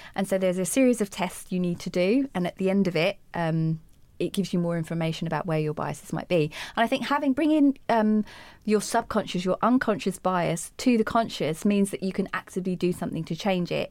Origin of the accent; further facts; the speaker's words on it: United Kingdom; I'm speaking the Queen's English. I'm from Britain